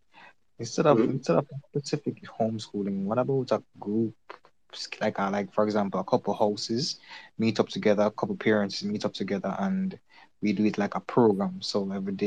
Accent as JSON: {"language": "English", "country": "Jamaica", "said": "I'm from Jamaica"}